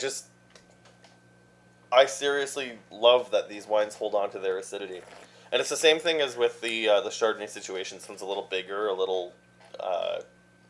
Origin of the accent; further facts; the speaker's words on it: Saskatchewan, Canada; moved away; I come from Saskatchewan originally